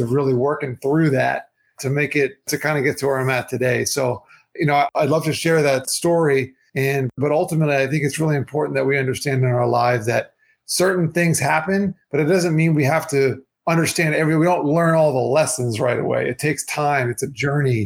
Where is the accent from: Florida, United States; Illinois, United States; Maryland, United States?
Florida, United States; South; also born or lived in New York; growing up, you know, in my town here in South Florida